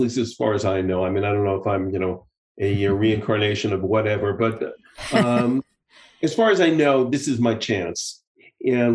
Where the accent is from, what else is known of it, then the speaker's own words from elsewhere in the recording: United States; now in Israel; having lived abroad for so many years now, you know, I'm still very much of an American, but I'm also, you know, I'm an American